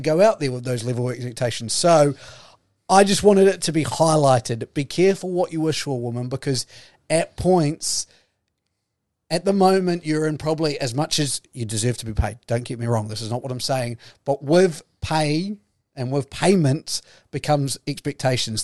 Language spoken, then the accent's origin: English; New Zealand; I'm a New Zealander